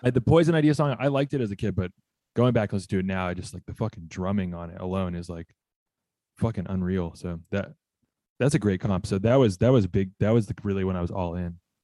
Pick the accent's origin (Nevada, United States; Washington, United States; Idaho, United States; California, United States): California, United States; Southern; I grew up in Southern California